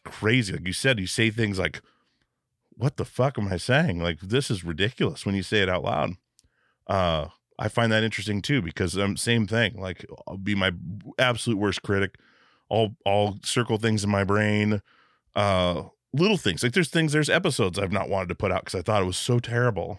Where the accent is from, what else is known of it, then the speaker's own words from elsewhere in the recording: Alaska, United States; I grew up in Alaska where we were super bored on a little island.